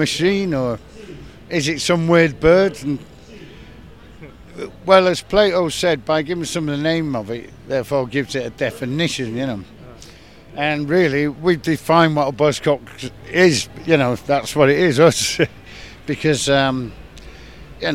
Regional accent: Manchester, North West England, United Kingdom

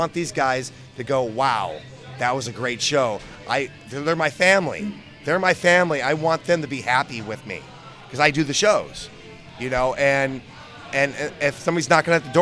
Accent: United States; we're from America

